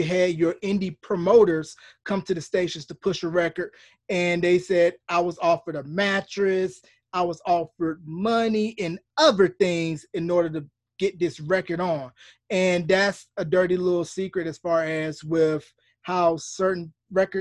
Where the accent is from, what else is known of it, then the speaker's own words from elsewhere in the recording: North Carolina, United States; the hometown that I grew up in North Carolina